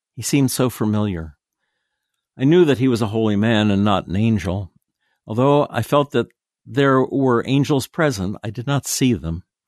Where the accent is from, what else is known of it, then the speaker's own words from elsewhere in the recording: Tennessee, United States; my hometown in Tennessee